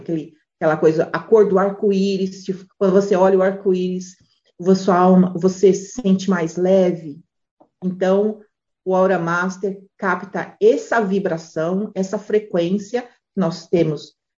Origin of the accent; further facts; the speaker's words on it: Brazil; moved away; a gente é brasileiro